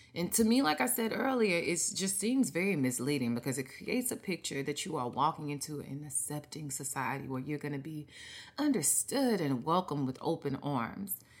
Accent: Mississippi, United States; me growing up in Mississippi

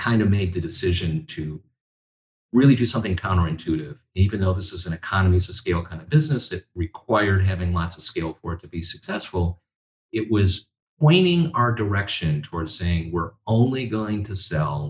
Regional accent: Little Falls, New York, United States; moved away as an adult; also born or lived in Silicon Valley, California; I moved my family from Silicon Valley to my hometown in upstate New York

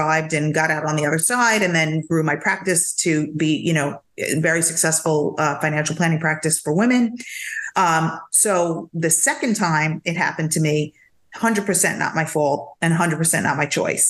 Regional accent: New York, United States; moved away as an adult; now in Florida, United States; I'm such a New Yorker

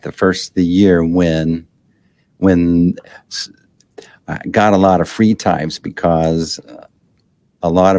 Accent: Texas, United States; I'm a Texas boy. I grew up in Texas.

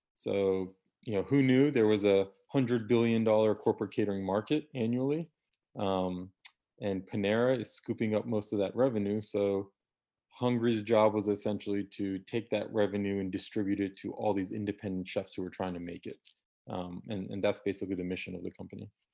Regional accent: DC area, Northern Virginia, United States; born and raised in Northern Virginia, D C area

